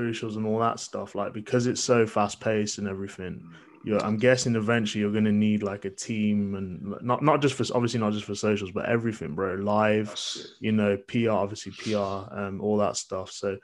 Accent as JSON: {"language": "English", "town": "Birmingham", "region": "West Midlands", "country": "United Kingdom", "said": "I'm from Birmingham."}